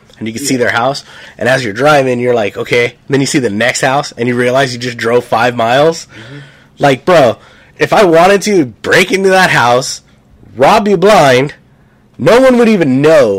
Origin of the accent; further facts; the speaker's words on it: Norwalk, California, United States; also born or lived in Anaheim, California; now in Nebraska, United States; I was born in Anaheim at the hospital there, but I grew up in Norwalk, California.